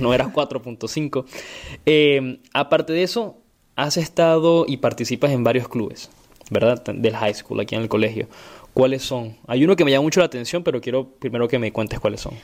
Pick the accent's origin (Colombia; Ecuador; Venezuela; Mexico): Venezuela; moved away; yo soy de Venezuela